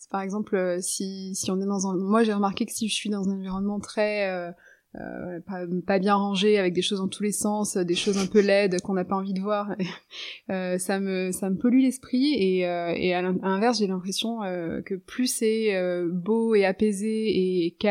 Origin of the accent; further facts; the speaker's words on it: Lebanon; Donc je me souviens d'être sur le balcon chez moi au Liban